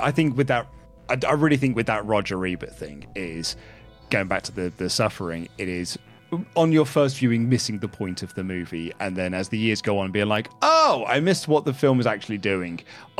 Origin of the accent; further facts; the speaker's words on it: New York, United States; And so as a New Yorker, you're like, oh man, they've got quite a task ahead of them now.